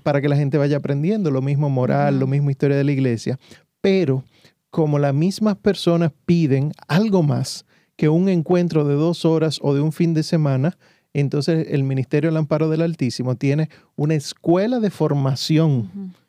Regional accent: Santo Domingo, Dominican Republic; moved away; Yo soy médico de profesión, vengo de Santo Domingo, la República Dominicana, y allá entonces estudié la medicina y trabajé varios años

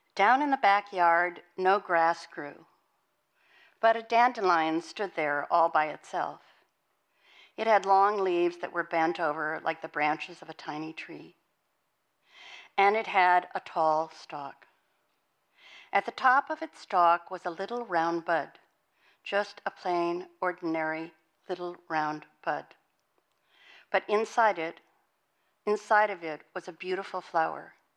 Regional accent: Montana, United States; moved away; I was born and raised in Montana.

